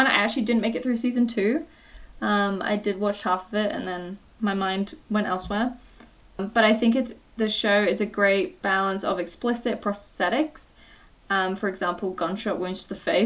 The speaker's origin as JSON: {"language": "English", "country": "United Kingdom", "said": "I'm British"}